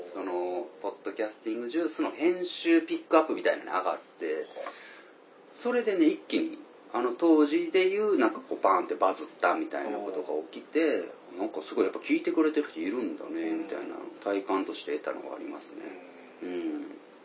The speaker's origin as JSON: {"language": "Japanese", "region": "Tokushima", "country": "Japan", "tie": "born or raised there", "said": "僕ら地元徳島で、今も徳島から配信してる"}